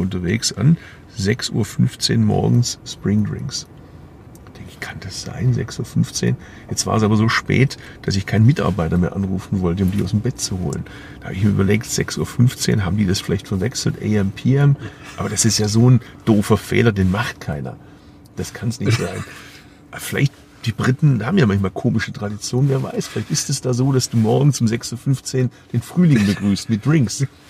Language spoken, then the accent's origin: German; Bad Urach, Baden-Württemberg, Germany; moved away; die Region, aus der ich stamme, Urach